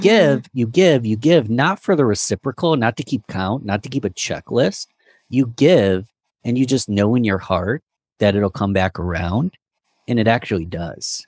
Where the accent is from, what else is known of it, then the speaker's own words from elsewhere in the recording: Rochester, New York, United States; I'm from Rochester, New York